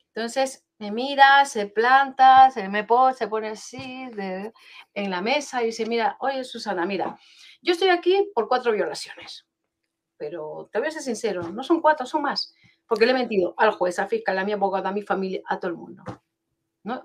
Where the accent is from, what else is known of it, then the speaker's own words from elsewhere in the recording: Peru; moved away; soy peruana de nacimiento, pero llevo aquí 31 años